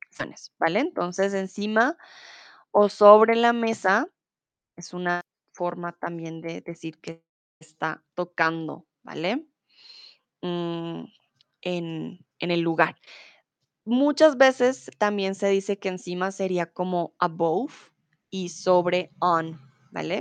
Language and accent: Spanish; Bogotá, Colombia; now in Germany; Soy de Colombia, de la capital de Bogotá. Comúnmente vivo en Alemania